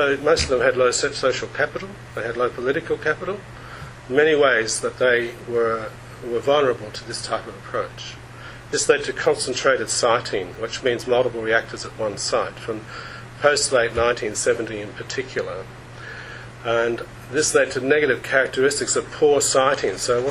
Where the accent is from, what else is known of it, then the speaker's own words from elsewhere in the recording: Australia; Being Australian